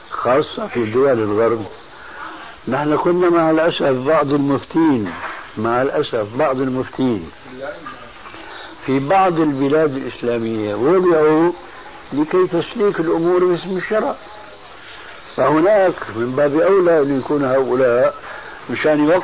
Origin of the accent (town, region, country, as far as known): Damascus, Damascus Governorate, Syria